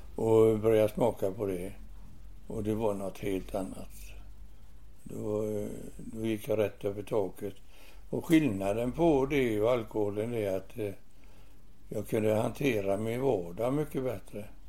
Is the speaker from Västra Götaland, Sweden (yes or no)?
yes; Gothenburg, Västra Götaland, Sweden; i Göteborg, i Masturgöts, Masturgöts församling